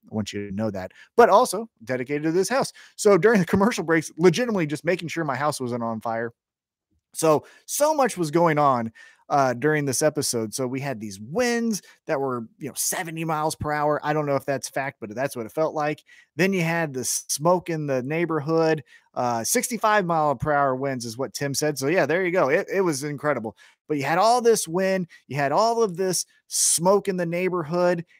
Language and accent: English; Kansas City, United States; I'm from Kansas City